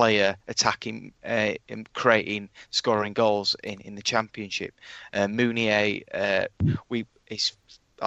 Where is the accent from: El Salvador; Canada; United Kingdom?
United Kingdom; Yorkshire and the Humber; we're from Yorkshire